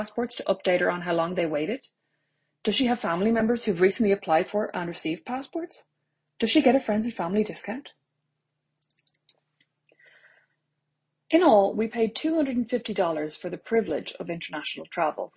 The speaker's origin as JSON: {"language": "English", "country": "Ireland", "moved": "as an adult", "said": "Ireland had never truly seemed like a foodie paradise until I left it all behind"}